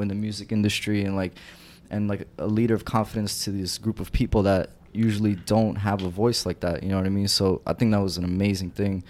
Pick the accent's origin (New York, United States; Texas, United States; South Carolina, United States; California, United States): New York, United States; New York City; I grew up in Bensonhurst